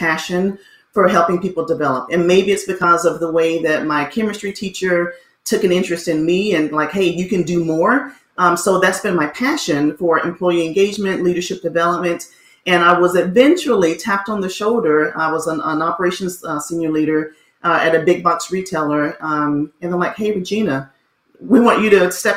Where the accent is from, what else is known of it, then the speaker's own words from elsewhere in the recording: Montgomery, Alabama, United States; My father was in the military, so we did travel a bit. But then we landed at home in Montgomery, Alabama. And that's where I went to school, graduated there